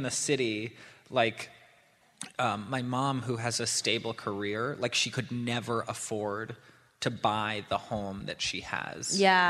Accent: New York City, New York, United States; I grew up in New York City.

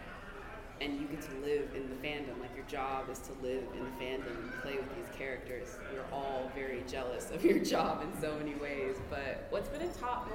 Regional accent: Austin, Texas, United States; I'm from Austin

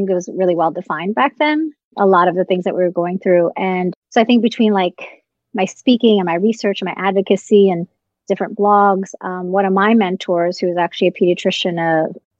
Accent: Virginia, United States; as well as Postpartum Support Virginia in my home state.

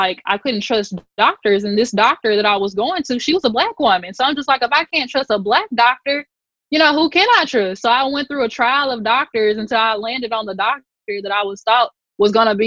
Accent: Mississippi Delta, United States; moved away; we're from the Delta originally

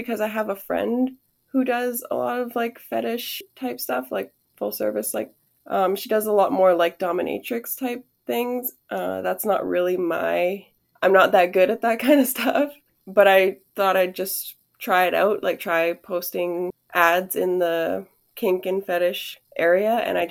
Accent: Canada; Yes. I mean, I love Canada. I always have. It's cold in the winter. I hate that. But other than that, I do love it here.

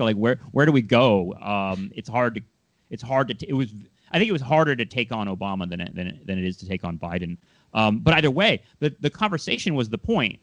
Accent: Southern California, United States; I'm from Southern California

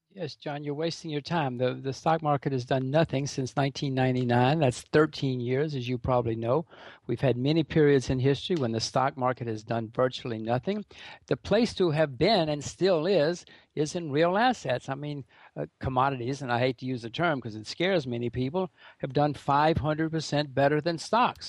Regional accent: United States; I'm an American

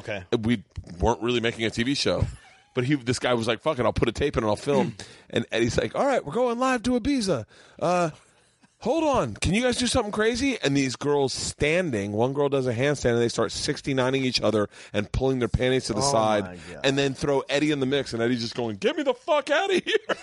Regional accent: Tampa, Florida, United States; Of Tampa.

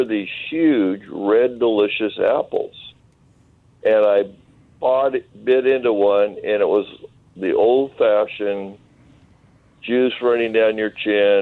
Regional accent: Eastern Washington, United States

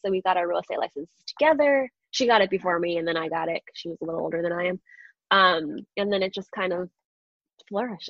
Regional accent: Long Island, New York, United States; also born or lived in Astoria, Queens, New York; I was born in Astoria, Queens, um, which is like just outside of New York City. And then I moved, my parents, my family moved to Long Island. So I was always a New York girl. Um, definitely grew up on Long Island my, my, entire childhood.

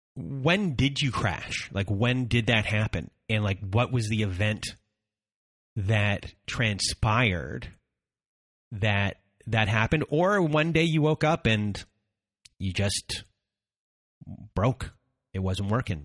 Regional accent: Canada; I'm Canadian

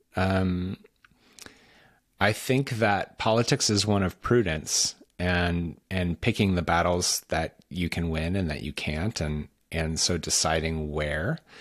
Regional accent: Washington, United States; I'm from Washington State, not Washington, D C. And out in Washington State, we don't really trust the people on the East Coast

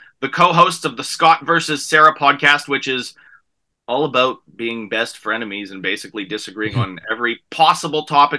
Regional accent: Canada; How essential is this to us as Canadian comics?

